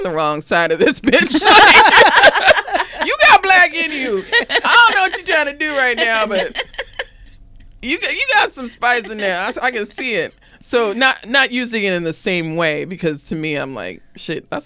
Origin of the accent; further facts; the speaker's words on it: Arizona, United States; I grew up in Arizona